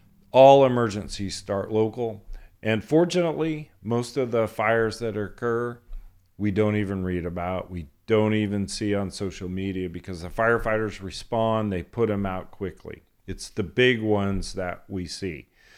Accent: Kern County, California, United States; growing up in Kern County, country music.

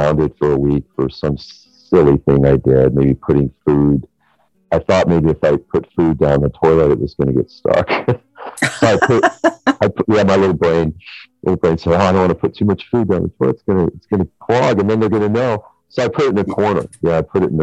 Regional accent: Santa Barbara, California, United States; I grew up in Santa Barbara, so we moved a few times

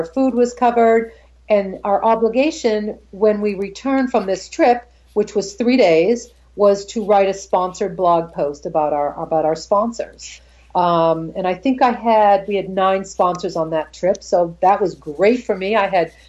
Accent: Boston, Massachusetts, United States; even though it's my hometown

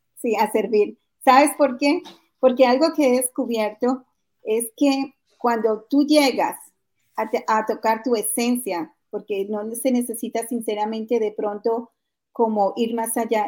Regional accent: Colombia; moved away as an adult; now in United States

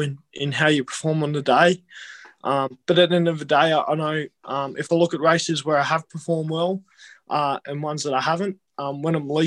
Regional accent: Devonport, Tasmania, Australia; moved away; also born or lived in Canberra; growing up in Devonport

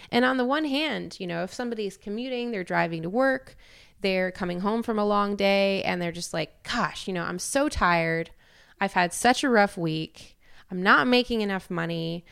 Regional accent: Canada; moved away; also born or lived in Europe; a Canadian with dual citizenship to America

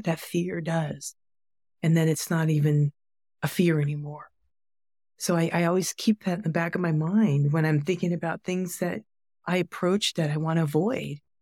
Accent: United States; my being Asian American, being Chinese American, being third generation and sixth generation

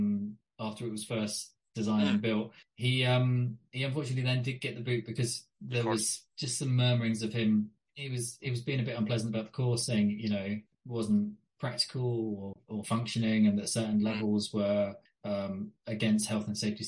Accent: United Kingdom; I'm British, aren't I? I've watched British politicians since the 80s.

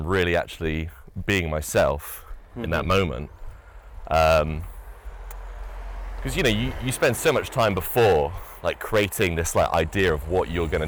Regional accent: United Kingdom; I'd say I'm from the United Kingdom

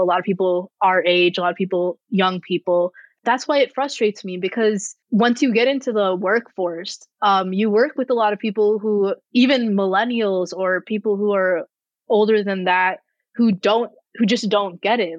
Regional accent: Rochester, United States; my hometown in, in Rochester

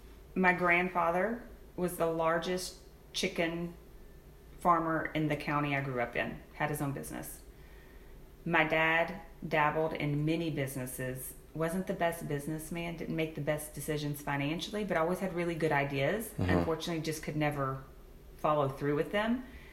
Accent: Gonzales, Texas, United States; born or raised there

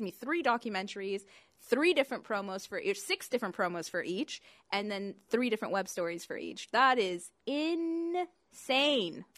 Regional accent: London, Ontario, Canada; I came here when I was about four, so basically same difference. We grew up here.

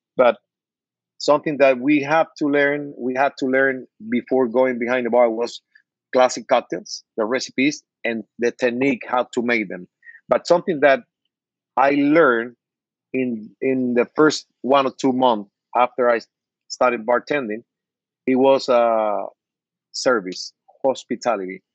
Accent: Cuba; English is a second language; moved away as an adult; now in Miami, United States; I was born in Cuba, and I, I came to the state with with 42 years old, almost 20 years ago.

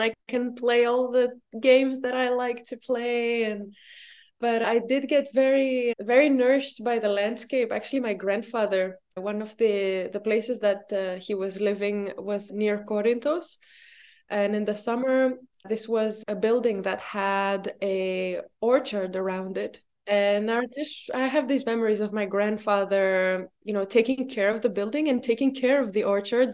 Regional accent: Luxembourg; moved away as an adult; also born or lived in Brussels, Belgium; now in Crete, Greece; I was born in Luxembourg, and I spent my childhood and, yeah, most of my youth in Luxembourg

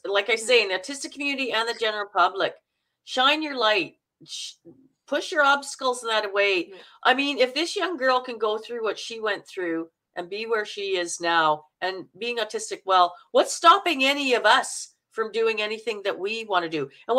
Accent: Manitoba, Canada; I like the Minnesotan because I'm from Manitoba and we sound very Minnesotan.

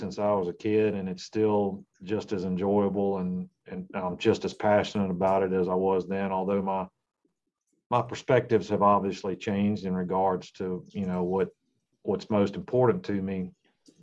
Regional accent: Virginia, United States; I grew up in Virginia

